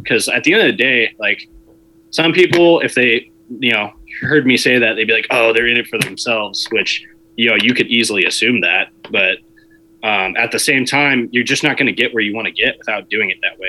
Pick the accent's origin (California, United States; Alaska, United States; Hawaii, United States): California, United States; Southern; I'm unfortunately from Southern California. I should have never came back here